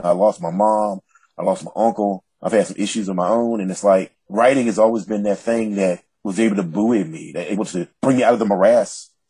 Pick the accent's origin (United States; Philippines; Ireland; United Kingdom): United States; the South; as an African-American man from the South